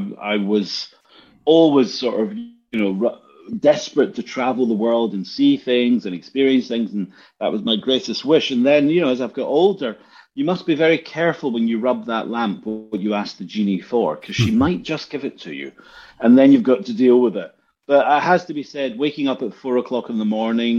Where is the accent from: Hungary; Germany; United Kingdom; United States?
United Kingdom; Glasgow, Scotland; moved away; also born or lived in Helsinki; We grew up in Easterhouse in the 70s